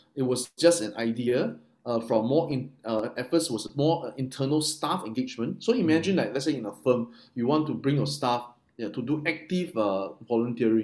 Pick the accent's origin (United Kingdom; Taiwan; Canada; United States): Taiwan; moved away; I'm from Taiwan